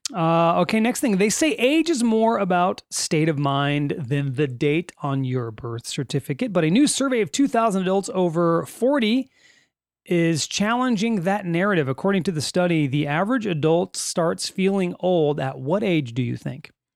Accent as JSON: {"language": "English", "region": "California", "country": "United States", "said": "We are from California in the United States"}